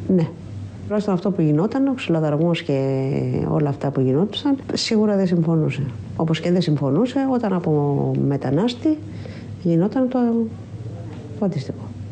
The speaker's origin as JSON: {"language": "Greek", "town": "Piraeus", "region": "Attica", "country": "Greece", "said": "είμαι από τον Πειραιά"}